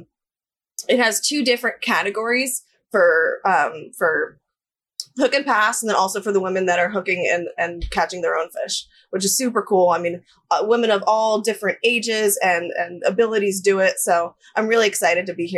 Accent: Fort Lauderdale, Florida, United States; moved away as an adult; now in Costa Rica; I'm from Fort Lauderdale, Florida

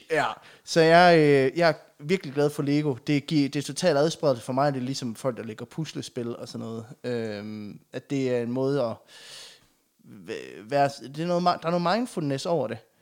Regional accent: Aulum, Central Denmark Region, Denmark; jeg er jo fra Aulum

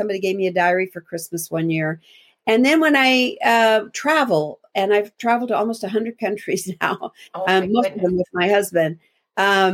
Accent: Montana, United States; I grew up in Montana, and a little town

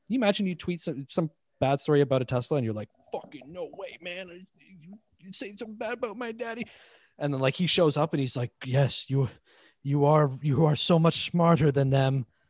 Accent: Toronto, Ontario, Canada; I grew up in Toronto

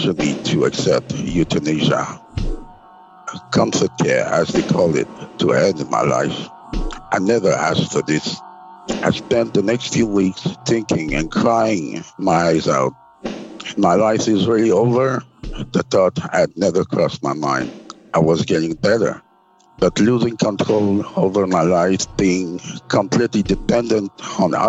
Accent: Quebec, Canada; I'm from Quebec

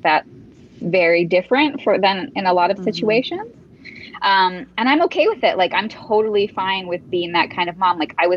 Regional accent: Upper Peninsula of Michigan, United States; moved away as an adult; now in Marrakesh, Morocco; I grew up in the Upper Peninsula of Michigan. So now I live in Marrakesh.

